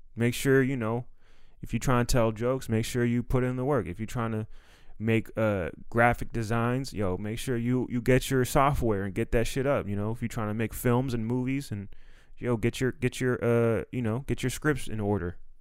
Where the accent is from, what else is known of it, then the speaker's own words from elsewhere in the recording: Silver Spring, Maryland, United States; moved away; also born or lived in Los Angeles; I'm from Silver Spring, Maryland.